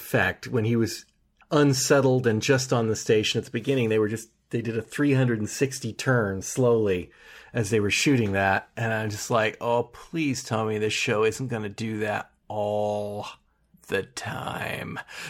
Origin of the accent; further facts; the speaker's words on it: United States; apparently it did not take long for my speech patterns to alter enough that it didn't sound American anymore